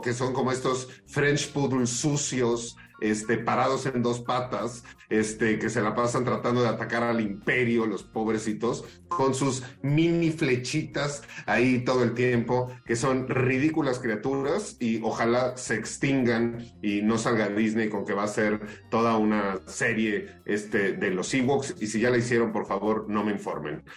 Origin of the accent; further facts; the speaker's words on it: Mexico; como mexicanos